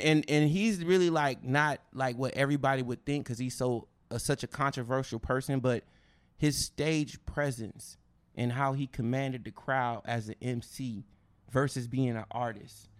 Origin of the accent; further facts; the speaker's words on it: West Coast, United States; I'm from the West Coast